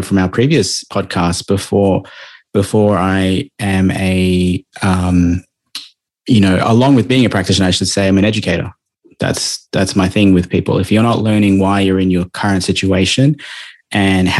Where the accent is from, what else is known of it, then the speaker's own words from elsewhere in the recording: Melbourne, Victoria, Australia; now in Gold Coast, Australia; I'm traditionally from Victoria